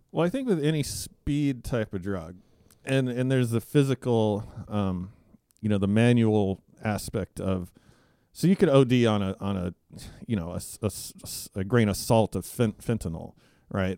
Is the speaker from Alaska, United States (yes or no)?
yes; Alaska, United States; I grew up in Alaska